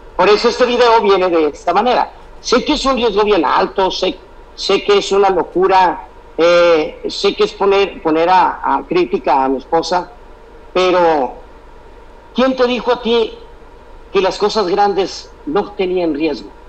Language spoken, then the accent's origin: Spanish; Sinaloa, Mexico; moved away; also born or lived in Michoacán; Nací en Sinaloa, pero me criaron con todas las raíces y costumbres de la gente de Michoacán.